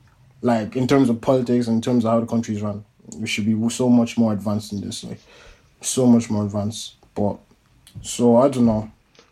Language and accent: English; Nigeria; moved away; as proud as we are as Nigerians, and as proud as I am as a Nigerian, as proud as I am to be from that place, I grew up there